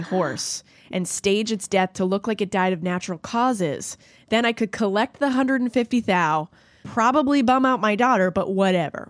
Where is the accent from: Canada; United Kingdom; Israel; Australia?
Canada; I'm Canadian